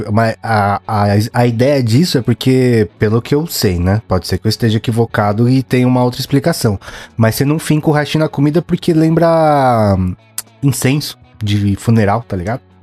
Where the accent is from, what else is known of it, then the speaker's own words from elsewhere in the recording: Paulista, São Paulo, Brazil; a gente é paulista mesmo